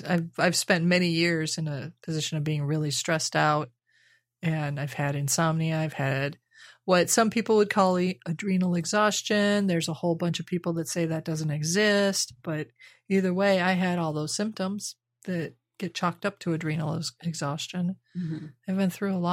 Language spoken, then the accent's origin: English; Midwest, United States; moved away; growing up in the Midwest, though, I mean, my parents had almost a half acre in town